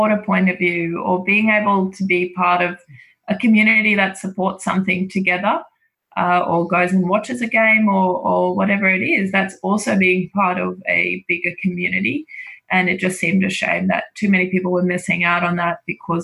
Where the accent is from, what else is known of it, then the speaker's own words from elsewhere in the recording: South Africa; moved away; I'm actually South African, so I you know, I grew up with rugby in a different way